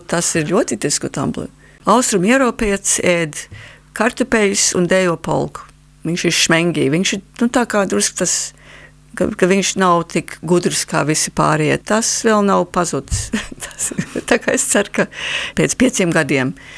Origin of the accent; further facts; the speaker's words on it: Canada; Latvian is a second language; now in Latvia; es esmu kanādas latvieta vai Latvijas kanādieta.